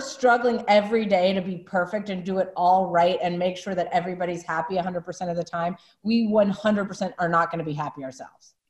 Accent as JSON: {"language": "English", "region": "South Carolina", "country": "United States", "tie": "born or raised there", "also_born_or_lived": "Los Angeles", "moved": "as an adult", "said": "I grew up in South Carolina"}